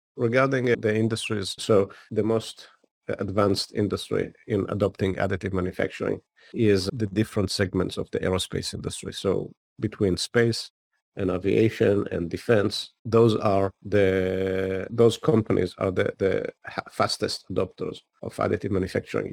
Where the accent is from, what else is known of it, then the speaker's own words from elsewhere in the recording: Israel; moved away as an adult; now in United States; I grew up in Israel and spent the first ten years of my career in the technology unit of the Israeli intelligence